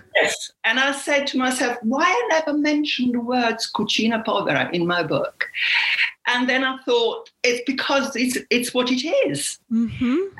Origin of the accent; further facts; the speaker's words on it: Apulia, Italy; moved away; I am from Puglia